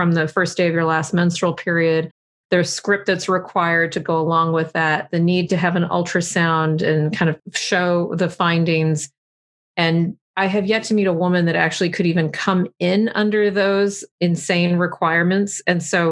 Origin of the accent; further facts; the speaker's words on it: Texas, United States; I'm from Texas